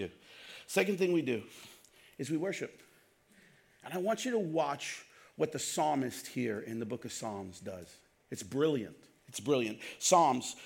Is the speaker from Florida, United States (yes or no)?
no; New York City, New York, United States; I grew up in Brooklyn